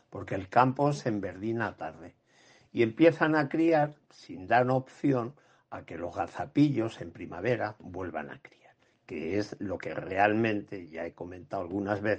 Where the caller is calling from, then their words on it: Ciudad Real, Castilla-La Mancha, Spain; de Ciudad Real.